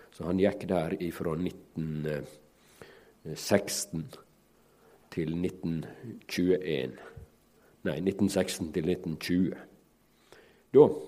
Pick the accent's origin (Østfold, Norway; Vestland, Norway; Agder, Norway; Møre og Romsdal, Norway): Møre og Romsdal, Norway; Ellingsøya; mi heimbygd, Ellingsøya, der jeg vokste opp